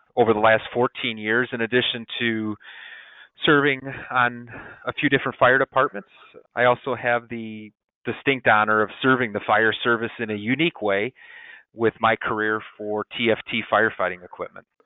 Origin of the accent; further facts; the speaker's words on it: Dyer, Indiana, United States; now in Crown Point, United States; my hometown in Dyer, Indiana